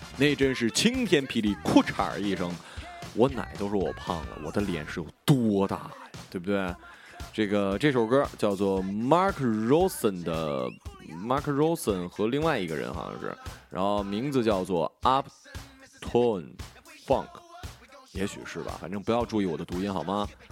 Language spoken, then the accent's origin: Chinese; Baishan, Jilin, China; 然后出生那地儿呢，真的真的叫花果山。不信呢，你可以去吉林省白山市松树镇找当地的老乡求证